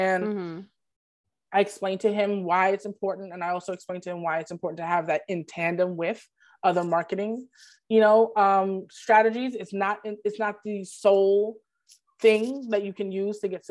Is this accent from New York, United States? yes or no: yes; Brooklyn, New York, United States; I am from Brooklyn